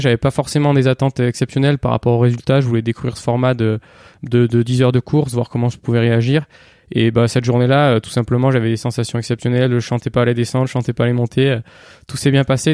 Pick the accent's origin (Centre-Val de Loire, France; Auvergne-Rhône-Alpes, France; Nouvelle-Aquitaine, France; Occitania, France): Auvergne-Rhône-Alpes, France; Cantal; j'ai grandi dans le Cantal